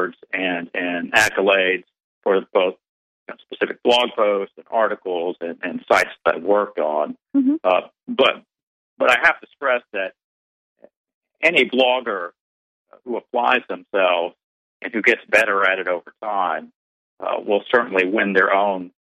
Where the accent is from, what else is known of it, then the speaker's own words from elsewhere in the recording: Birmingham, Alabama, United States; my hometown, Birmingham